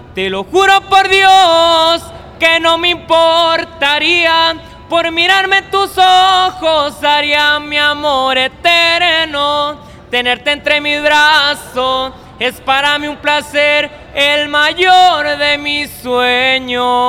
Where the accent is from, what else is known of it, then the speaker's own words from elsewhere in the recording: El Centenario, Baja California Sur, Mexico; also born or lived in Culiacán; mi pueblo, La Paz, el Centenario